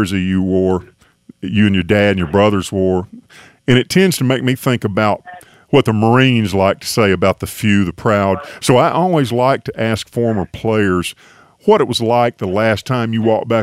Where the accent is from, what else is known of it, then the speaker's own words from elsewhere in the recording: Tuscaloosa, Alabama, United States; moved away; I grew up in Tuscaloosa